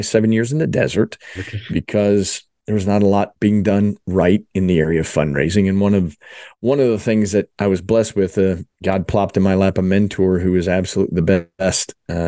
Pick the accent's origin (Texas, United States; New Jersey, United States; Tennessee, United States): New Jersey, United States; moved away as an adult; also born or lived in Philadelphia / Dallas; I was born in Philadelphia, grew up in South Jersey, but finished my undergrad and went to the Dallas area, which is a great place for an Eagles fan to be. Dallas, was there for 11 years